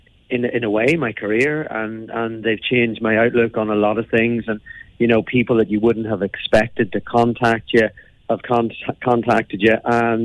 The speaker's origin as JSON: {"language": "English", "region": "Northern Ireland", "country": "United Kingdom", "said": "I'm from County Down and went to university up in Belfast"}